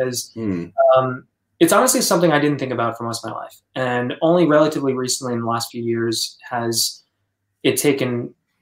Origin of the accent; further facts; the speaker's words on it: United States; I've lived with a sort of color blindness and wanted to view myself as American, specifically white American, having been raised within a partially white family